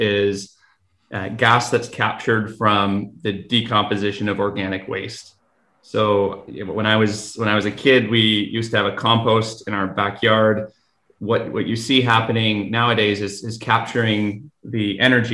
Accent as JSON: {"language": "English", "town": "Vancouver", "region": "British Columbia", "country": "Canada", "tie": "born or raised there", "also_born_or_lived": "Fort Nelson / Fort St. John", "said": "I grew up in Vancouver and decided to go away for school"}